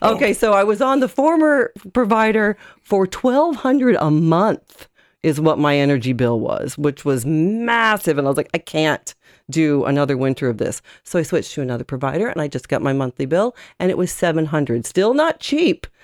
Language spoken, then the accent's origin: English; United States; now in Ireland; as an American